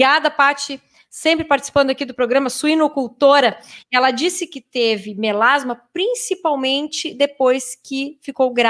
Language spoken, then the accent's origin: Portuguese; Pelotas, Rio Grande do Sul, Brazil; eu queria saber, pois tenho a pele branquinha uh, e sou de Pelotas, moro no interior.